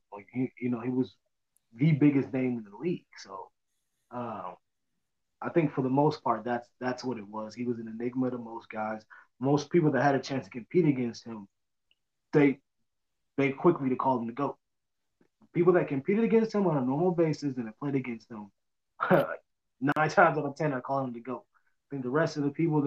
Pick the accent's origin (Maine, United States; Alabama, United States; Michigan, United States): Michigan, United States; I was from Michigan